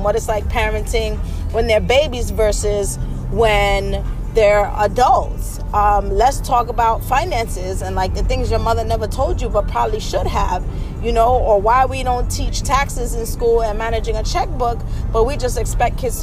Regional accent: New York City, New York, United States; I'm from the Bronx, like born and raised

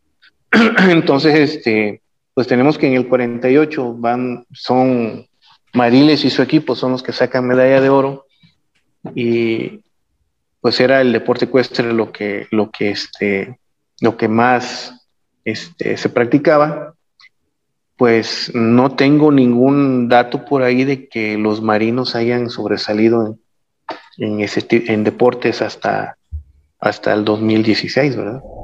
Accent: Mexico; nosotros como mexicanos

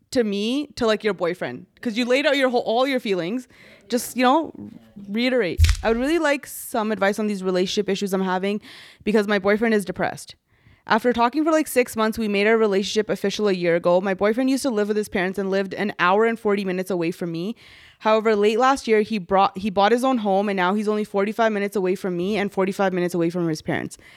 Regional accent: Toronto, Ontario, Canada; Hey, coach. I'm from Toronto.

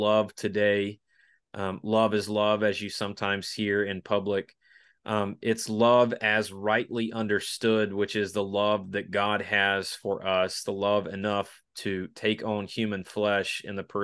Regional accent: Spartanburg, South Carolina, United States; my hometown of Spartanburg, South Carolina

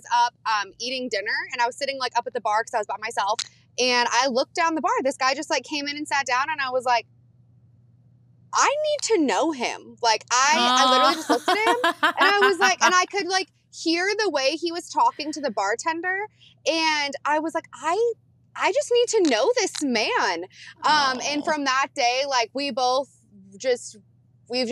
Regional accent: Flint, Michigan, United States; I was born in Flint, Michigan

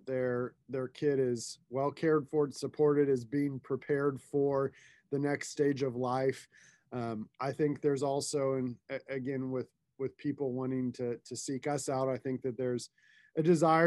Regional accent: Tulsa, Oklahoma, United States; I grew up here in Tulsa, lived here most of my life.

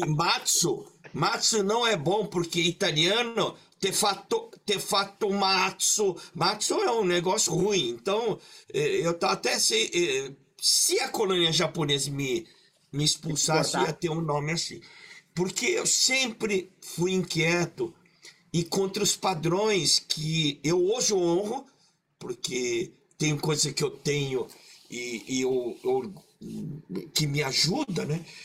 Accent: Maringá, Paraná, Brazil; Eu nasci em Maringá, na colônia japonesa

